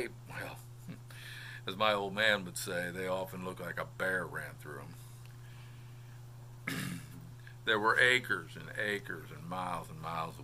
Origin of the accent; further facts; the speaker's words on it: Melbourne, Florida, United States; just south of my hometown of Melbourne